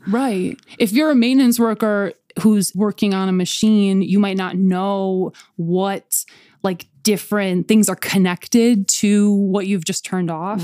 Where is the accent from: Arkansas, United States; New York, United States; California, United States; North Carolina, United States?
New York, United States; Buffalo; we're from Buffalo